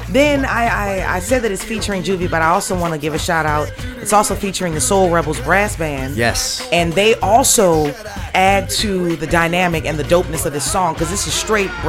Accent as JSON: {"language": "English", "town": "New Orleans", "region": "Louisiana", "country": "United States", "tie": "born or raised there", "said": "born and raised in New Orleans."}